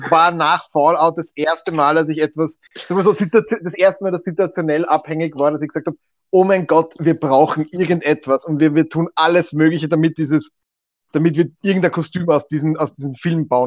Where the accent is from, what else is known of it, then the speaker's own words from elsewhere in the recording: Italy; German is a second language; Ich bin Italiener, ich darf das.